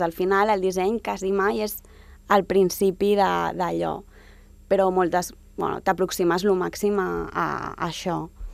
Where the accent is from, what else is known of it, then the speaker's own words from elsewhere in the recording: Sant Boi de Llobregat, Catalonia, Spain; jo m'he criat sempre a Sant Boi, sóc d'allà